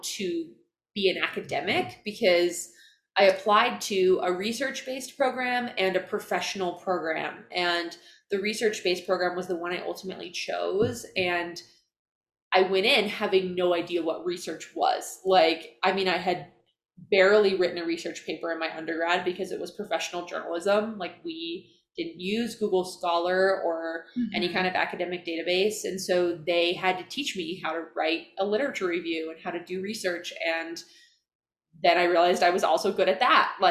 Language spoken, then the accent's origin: English; Iowa, United States; moved away as an adult; now in Utah, United States; I grew up in Iowa. Not Ohio. Not Illinois, not Idaho.